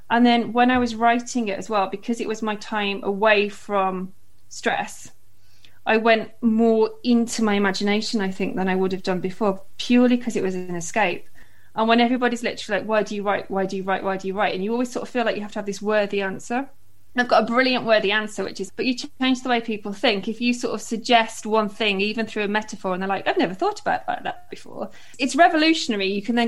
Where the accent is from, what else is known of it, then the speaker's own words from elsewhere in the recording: West Midlands, United Kingdom; also born or lived in London; now in Cardiff, United Kingdom; So my dad's side's all from Merthyr and I grew up in the Midlands, and then we kind of leapfrogged around England for ages and we're in London, and then we've been in Cardiff now for 9 years, just over 9 years I think.